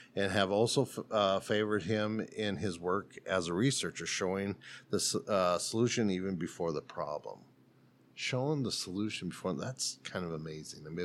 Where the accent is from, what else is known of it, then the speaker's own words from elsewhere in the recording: South Dakota, United States; moved away; So I'm from South Dakota